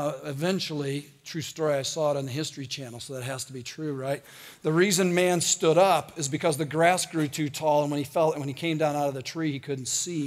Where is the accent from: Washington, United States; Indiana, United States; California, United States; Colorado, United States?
Indiana, United States; I'm from Indiana.